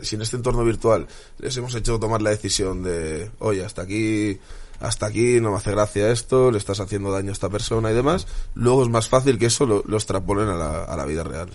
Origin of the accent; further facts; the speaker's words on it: Spain; soy un patriota español, me encanta España, me encantan los españoles